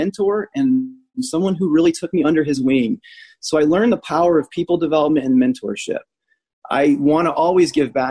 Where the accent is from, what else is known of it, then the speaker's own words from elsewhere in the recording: United States; moved away; also born or lived in Indianapolis, Indiana; I grew up 45 minutes outside of Chicago